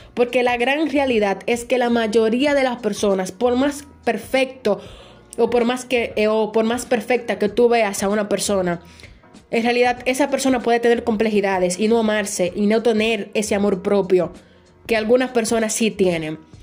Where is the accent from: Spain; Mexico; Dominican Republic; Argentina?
Dominican Republic; aquí en mi país, República Dominicana